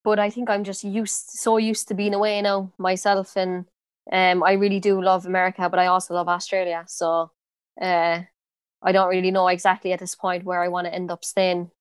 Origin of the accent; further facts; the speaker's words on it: Cork, Munster, Ireland; accent: Cork; moved away as an adult; I have a pretty strong accent, like, I think Cork accent